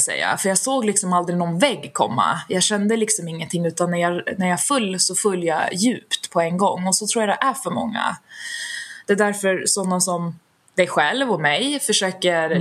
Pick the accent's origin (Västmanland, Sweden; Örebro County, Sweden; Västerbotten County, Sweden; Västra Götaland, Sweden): Västmanland, Sweden; Västerås; Född och uppvuxen i Västerås där jag fortfarande bor idag